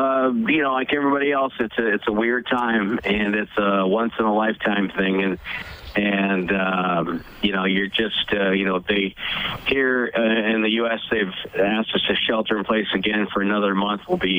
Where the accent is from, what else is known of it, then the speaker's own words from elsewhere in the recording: New England, United States; moved away; As you can tell, I grew up in New England